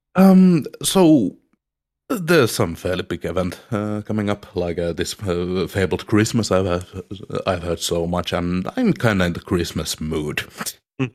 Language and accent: English; Finland